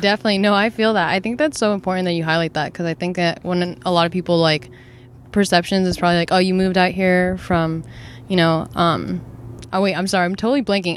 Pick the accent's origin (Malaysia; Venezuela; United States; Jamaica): United States; New Jersey; moved away; I'm actually from New Jersey.